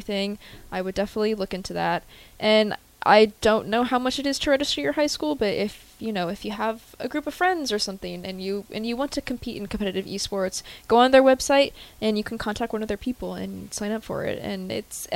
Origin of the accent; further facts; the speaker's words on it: Elkhorn, Nebraska, United States; I come from Elkhorn High School